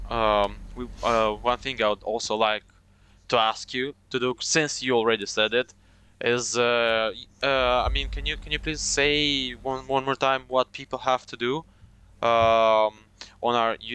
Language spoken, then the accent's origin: English; Romania; English is a second language; I was like, "Hi, what's up? … I'm, I'm from Romania."